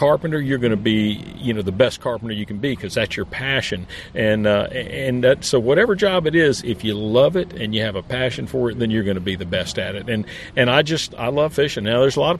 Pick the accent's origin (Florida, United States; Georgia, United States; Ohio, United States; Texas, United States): Florida, United States; born and raised in Florida